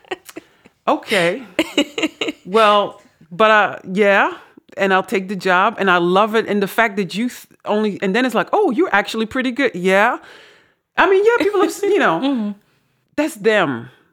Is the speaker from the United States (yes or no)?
no; Netherlands; accent: Dutch; now in Suriname; my dutch accent